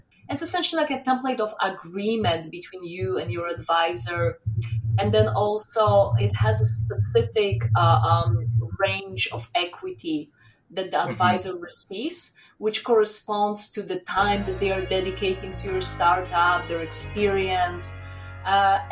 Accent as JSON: {"language": "English", "region": "southeast Poland", "country": "Poland", "tie": "born or raised there", "also_born_or_lived": "Warsaw, Poland / France", "moved": "as an adult", "said": "I grew up in Poland. I was born in Poland and I lived in Southeast Poland, which is close to the border with Ukraine."}